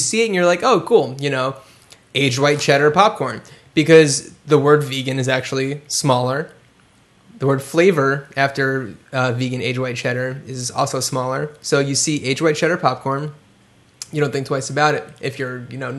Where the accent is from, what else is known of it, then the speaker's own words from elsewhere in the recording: Cranford, New Jersey, United States; I'm from Cranford, New Jersey.